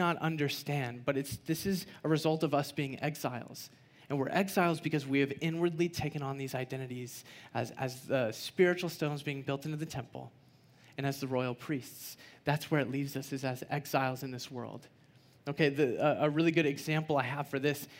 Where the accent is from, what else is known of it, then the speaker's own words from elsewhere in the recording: United States; I'm an American citizen.